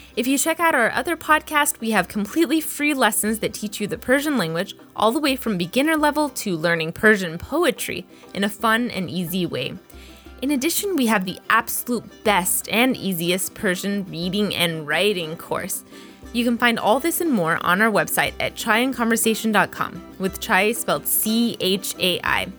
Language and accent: English; Texas, United States; I grew up in Texas